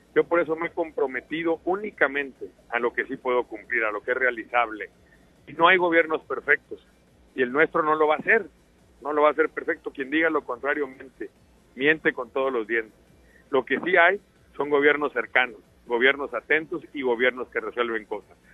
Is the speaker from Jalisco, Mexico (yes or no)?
no; Sinaloa, Mexico; yo soy un sinaloense como cualquier otro.